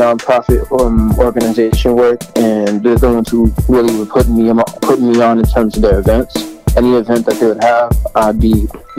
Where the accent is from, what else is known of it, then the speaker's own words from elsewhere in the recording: Boston, Massachusetts, United States; growing up in Boston, I've seen a lot of stuff.